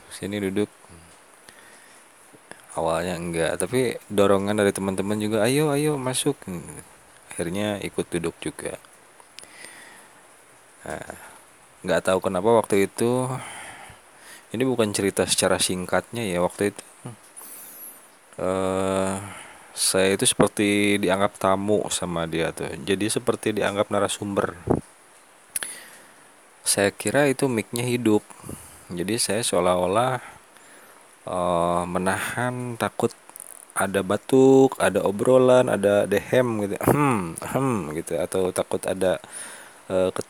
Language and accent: Indonesian; West Java, Indonesia; kalau di kita Sunda ya teman-teman karena ini saya ngobrol penyampaian audio saya ini didengarnya bukan hanya orang Sunda